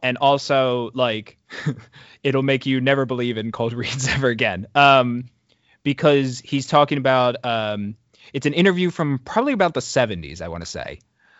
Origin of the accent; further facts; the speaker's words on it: New Jersey, United States; because I grew up in New Jersey.